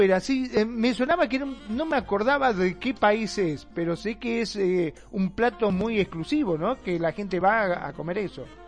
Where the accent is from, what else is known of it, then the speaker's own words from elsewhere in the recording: Argentina; el argentino se caracteriza mucho este, donde hablamos automáticamente